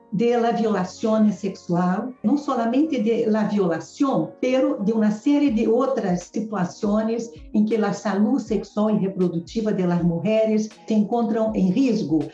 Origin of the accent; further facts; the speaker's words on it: Brazil; eu como brasileira